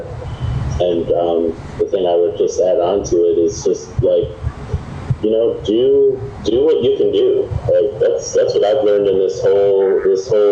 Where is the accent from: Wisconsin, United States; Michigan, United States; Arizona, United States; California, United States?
Wisconsin, United States; Dodgeville; growing up in Dodgeville, Wisconsin